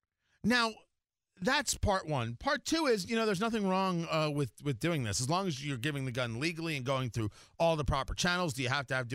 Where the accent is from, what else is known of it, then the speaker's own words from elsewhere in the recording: New Jersey, United States; moved away; also born or lived in Florida; growing up in New Jersey, as we did, in the shadow of New York, and my parents both being New Yorkers